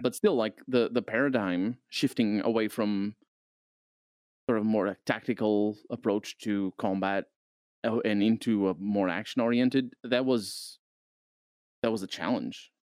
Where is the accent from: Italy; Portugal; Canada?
Portugal; I'm from Portugal